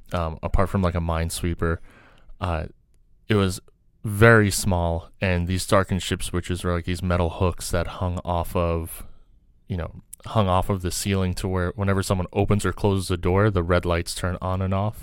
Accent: New York City, New York, United States; also born or lived in Kazakhstan / Soviet Union; Grew up in New York, you know, grew up in New York City

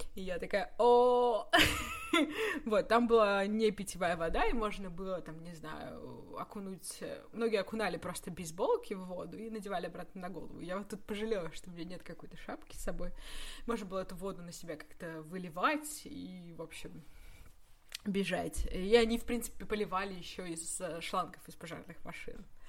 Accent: Russia; из России

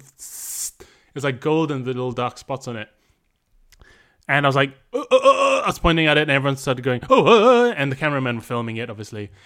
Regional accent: Malaysia; now in London, United Kingdom; I grew up in Malaysia

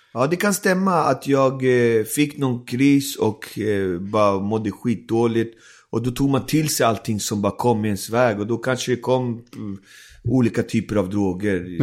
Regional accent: Alby, Stockholm County, Sweden; also born or lived in Isla Margarita, Venezuela; växte jag upp i Alby där mm. många andra barn hade samma situation.

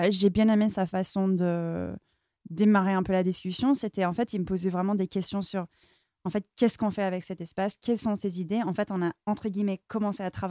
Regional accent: Palo Alto, California, United States; French is a second language; now in France; Euh, même si j'ai grandi à Palo Alto, on était toujours entouré par les startups. En fait, moi, j'étais passionnée par la France. Et c'était toujours mon rêve de vouloir venir vivre ici.

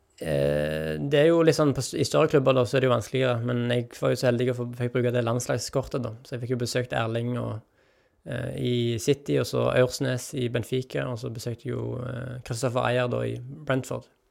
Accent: Jørpeland, Rogaland, Norway; now in Tananger, Norway; Stolt av å komme fra Jørpeland

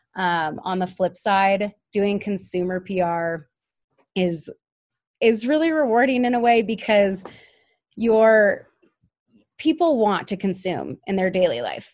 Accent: Denver, Colorado, United States; moved away as an adult; also born or lived in Oregon / Cambodia; I'm from Denver originally

